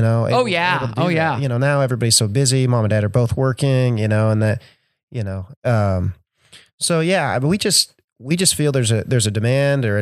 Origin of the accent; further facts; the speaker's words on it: Gypsum, Kansas, United States; Grew up on a farm in Gypsum, Kansas, right outside of Gypsum